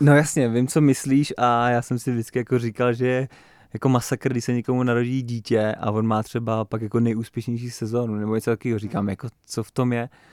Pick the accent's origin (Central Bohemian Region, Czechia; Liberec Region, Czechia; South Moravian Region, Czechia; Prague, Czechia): Central Bohemian Region, Czechia; Nymburk; my máme vlastně nimburský grupeto a jezdíme prostě takhle kluci z toho Nimburka